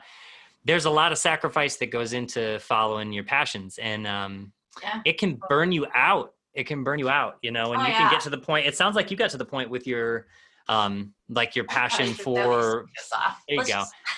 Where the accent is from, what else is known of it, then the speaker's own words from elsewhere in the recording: Midwest, United States; I grew up in the Midwest and I never knew what I wanted